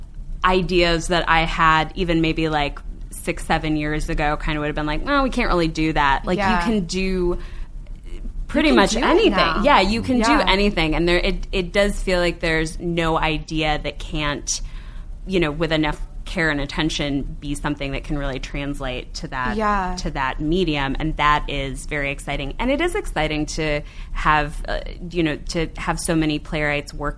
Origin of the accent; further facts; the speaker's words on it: Cleveland, Ohio, United States; Cleveland, Ohio, my hometown